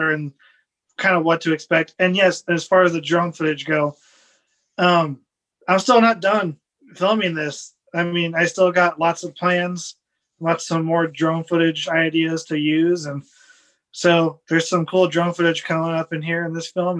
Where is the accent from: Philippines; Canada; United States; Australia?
United States; Midwest; also born or lived in West Coast, United States; now in Florida, United States; I grew up in the Midwest from Missouri, Iowa area, and then moved out to the West Coast